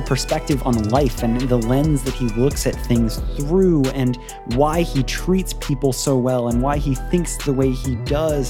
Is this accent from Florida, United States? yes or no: yes; Clearwater, Florida, United States; I grew up in Clearwater, really, so not too far from Lakeland